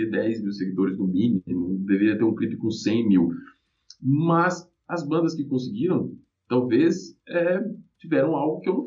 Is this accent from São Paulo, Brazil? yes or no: no; Minas Gerais, Brazil; meu pai era analfabeto, minha mãe tem a quinta série, a gente veio de Minas, né? É, lá a gente morava numa fazenda onde meus pais eram trabalhadores da fazenda